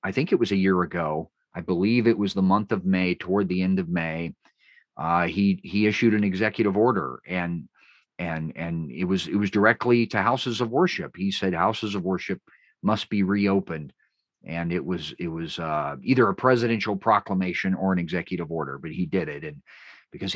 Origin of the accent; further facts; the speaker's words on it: California, United States; my home state of California